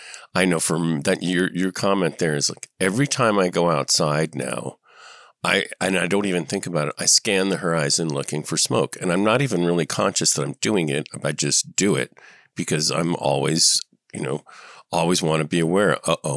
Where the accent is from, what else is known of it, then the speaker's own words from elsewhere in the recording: Southern California, United States; also born or lived in San Fernando, California / Paradise, California; now in Northern California, United States; Yeah, I grew up in Southern California mostly, but I had family in Paradise.